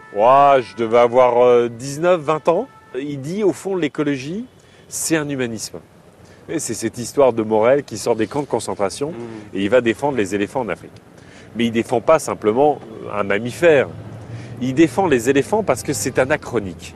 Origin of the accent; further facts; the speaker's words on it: Picardy, Hauts-de-France, France; moved away as an adult; also born or lived in Burkina Faso; Moi, je viens de la Picardie